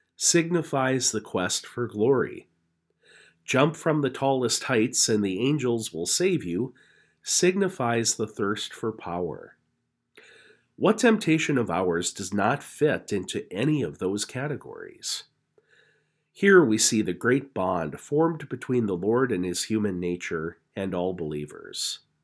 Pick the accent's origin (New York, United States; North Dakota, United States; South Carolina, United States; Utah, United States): North Dakota, United States; Napoleon; now in Grand Forks, United States; my hometown of Napoleon